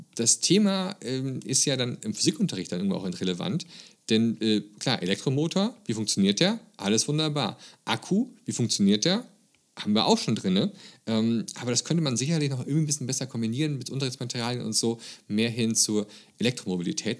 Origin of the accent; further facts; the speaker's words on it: Germany; bei uns in Grünheide in Deutschland